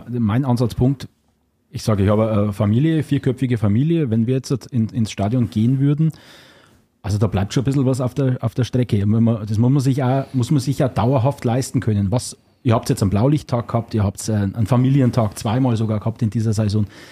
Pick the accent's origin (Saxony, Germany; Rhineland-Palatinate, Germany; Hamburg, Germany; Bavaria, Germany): Bavaria, Germany; Upper Palatinate; accent: Oberpfälzer Slang; Für den Oberpfälzer Slang bin hier ich verantwortlich